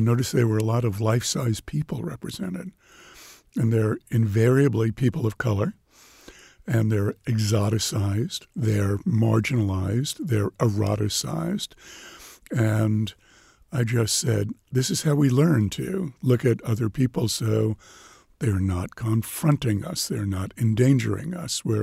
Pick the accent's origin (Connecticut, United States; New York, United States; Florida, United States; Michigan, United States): New York, United States; growing up in New York